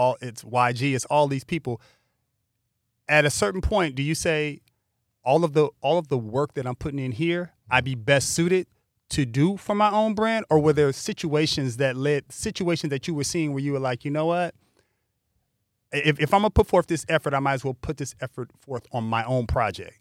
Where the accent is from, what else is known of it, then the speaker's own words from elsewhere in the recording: Pasadena, California, United States; now in Los Angeles, United States; when I was growing up in Altadena, Pasadena